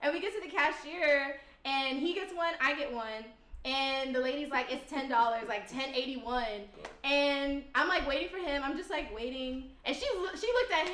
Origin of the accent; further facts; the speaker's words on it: Houston, Texas, United States; I'm from Houston